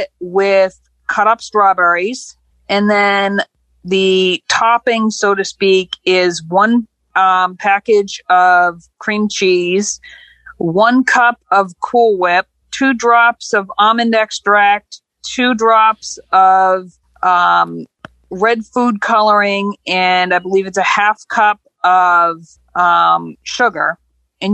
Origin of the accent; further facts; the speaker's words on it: New Hampshire, United States; I'm actually from Campden, New Hampshire